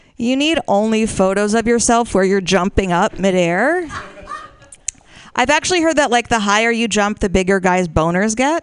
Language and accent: English; Washington, District of Columbia, United States; moved away; I'm from Washington, D.C.